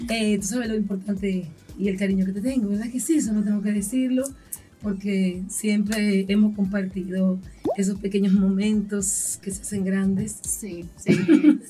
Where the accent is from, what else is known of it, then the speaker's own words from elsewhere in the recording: San Pedro de Macorís, Dominican Republic; also born or lived in Santo Domingo; Me nací aquí en San Pedro de Macorís, me crié aquí en San Pedro